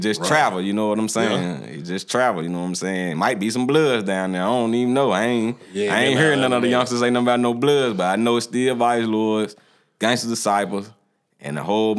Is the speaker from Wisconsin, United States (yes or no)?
no; Bolivar, Tennessee, United States; Well, I'm originally from Bolivar, Tennessee, you know, it's a small town with big money, big booties, and some big-ass guns.